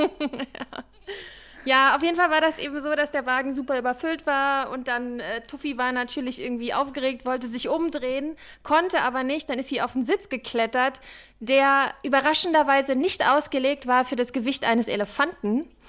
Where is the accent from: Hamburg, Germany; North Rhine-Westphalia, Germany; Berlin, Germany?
Berlin, Germany; ich bin Berlinerin. Ich kenne nur Berlin